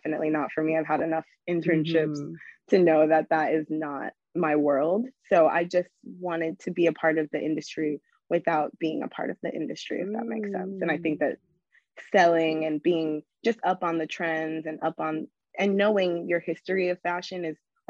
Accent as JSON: {"language": "English", "region": "New York", "country": "United States", "tie": "born or raised there", "said": "born and raised in New York."}